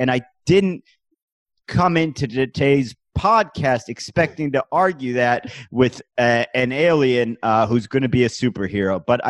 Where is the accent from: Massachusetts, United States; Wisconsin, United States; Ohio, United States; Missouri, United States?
Ohio, United States; Cleveland; now in New York City, United States; I'm from a place called Cleveland, Ohio. I currently live in New York City, which is in the state of New York. Mm-hmm. Both of these are in the country of the United States of America.